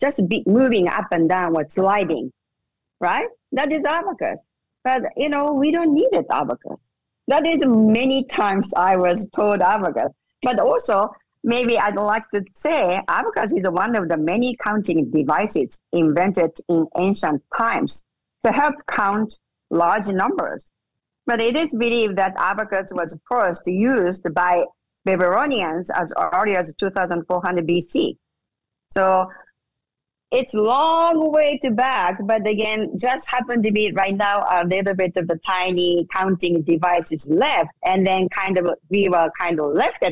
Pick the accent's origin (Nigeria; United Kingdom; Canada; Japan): Japan; English is a second language; moved away as an adult; now in United States; I was born and raised in Japan